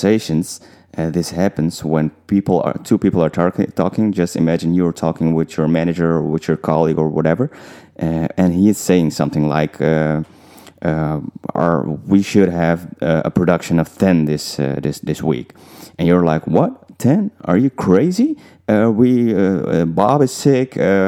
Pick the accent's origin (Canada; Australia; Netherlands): Netherlands; also born or lived in Suriname (parents); I was growing up in the Netherlands